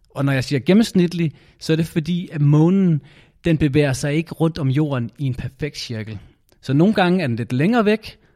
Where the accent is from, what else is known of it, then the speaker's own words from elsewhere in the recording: Aarhus, Central Denmark Region, Denmark; Jeg kommer fra Aarhus, og jeg er 8 år.